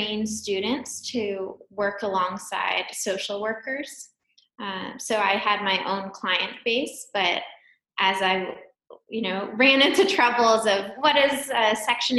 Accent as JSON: {"language": "English", "town": "Wellesley", "region": "Massachusetts", "country": "United States", "tie": "born or raised there", "said": "I grew up just outside of Boston in a town called Wellesley"}